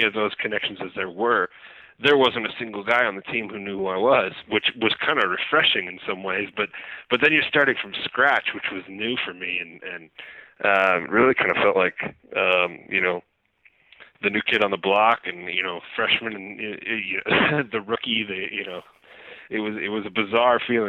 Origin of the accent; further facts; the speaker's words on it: Gig Harbor, Washington, United States; moved away as an adult; now in Salt Lake City, United States; Grew up in the Seattle area, a tiny town called Gig Harbor